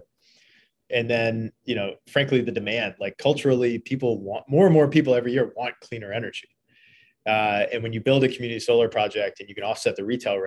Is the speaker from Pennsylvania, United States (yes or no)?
no; Eastern Kentucky, United States; moved away as an adult; also born or lived in Philadelphia / Washington, D.C.; I grew up in Eastern Kentucky, so coming to Philly was a big change.